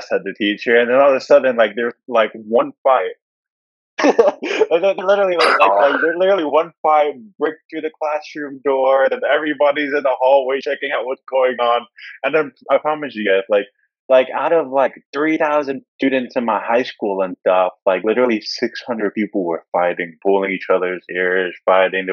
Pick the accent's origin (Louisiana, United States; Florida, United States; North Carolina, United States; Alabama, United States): North Carolina, United States; I grew up in a small town in North Carolina, 6,000 population